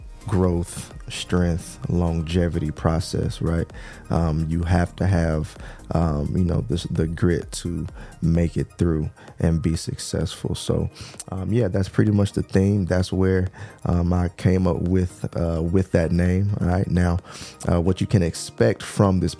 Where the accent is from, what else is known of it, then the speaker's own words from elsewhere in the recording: Texas, United States; I'm from Texas, born and raised in Texas